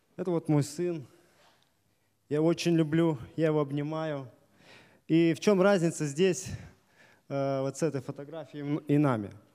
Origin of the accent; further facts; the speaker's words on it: Desnogorsk, Smolensk Oblast, Russia; Я из Десногорска